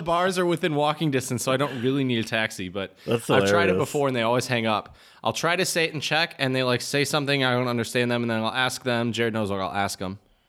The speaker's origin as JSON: {"language": "English", "region": "Midwest", "country": "United States", "said": "as a Midwesterner, it hurts. It hurts to hear that."}